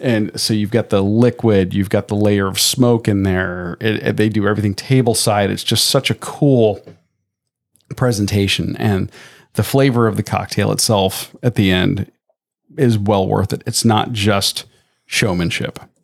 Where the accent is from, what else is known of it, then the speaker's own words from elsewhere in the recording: Tampa, Florida, United States; growing up in Tampa